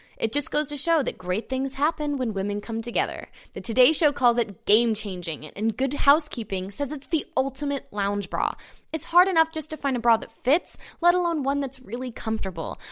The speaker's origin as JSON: {"language": "English", "town": "Orlando", "region": "Florida", "country": "United States", "tie": "born or raised there", "said": "I grew up in Orlando"}